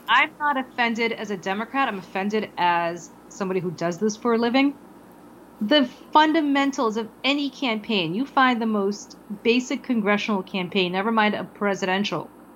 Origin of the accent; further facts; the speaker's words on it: New Jersey, United States; My home state legalized, New Jersey legalized